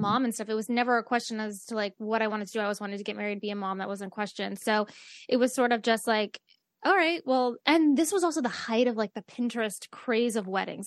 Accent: Great Falls, United States; We're both from Great Falls.

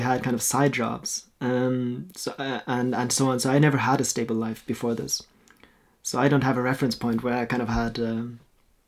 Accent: Norway; first language Norwegian; English is a second language; also born or lived in Austria / Australia / Germany; I was born in Austria, but we moved here when I was 4 to Norway, and then I lived here until I was 19. So I grew up in Norway.

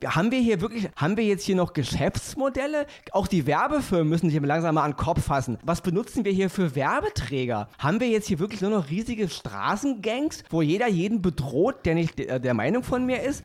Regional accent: Berlin, Germany; Ich bin Berliner.

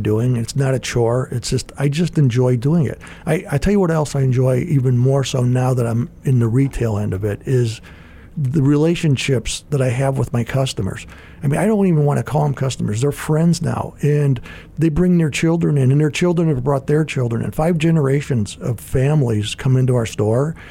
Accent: Gary, Indiana, United States; I grew up in Gary, Indiana

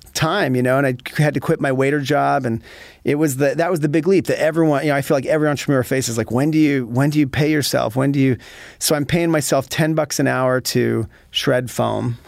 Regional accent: Utah, United States; moved away; also born or lived in Connecticut; I'm originally from Utah

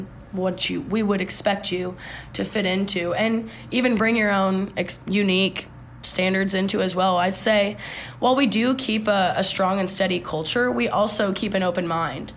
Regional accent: 45 minutes from Bloomington, Illinois, United States; now in Bloomington, United States; My hometown's not that far either. I'm only like 45 minutes

